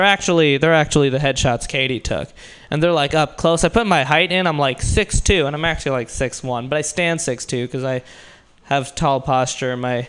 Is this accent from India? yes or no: yes; India; because I'm Indian, people just assume I'm short.